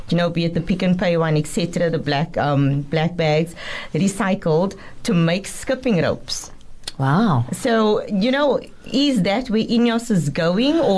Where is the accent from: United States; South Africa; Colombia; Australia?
South Africa; Cape Town, Western Cape; we are all from Mitchell's Plain. We attended high school in Mitchell's Plain.